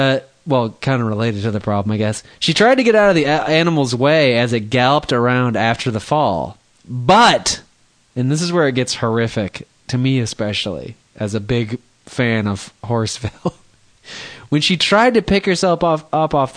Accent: Texas, United States; I'm from Texas

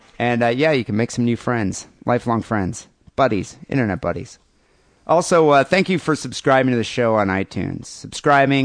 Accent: Michigan, United States; We're from Michigan.

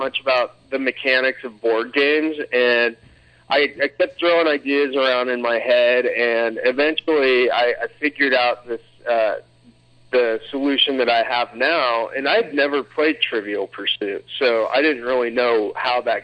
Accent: Anchorage, Alaska, United States; I grew up in Alaska, in Anchorage

